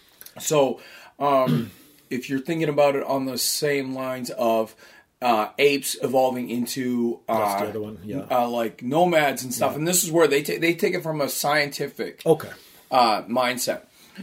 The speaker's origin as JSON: {"language": "English", "region": "East Coast", "country": "United States", "said": "because I'm from the East Coast, that's hinging on not just religious"}